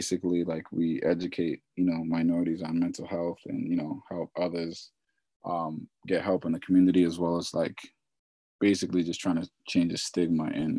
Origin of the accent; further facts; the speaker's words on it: Boston, Massachusetts, United States; I'm from Boston, Mass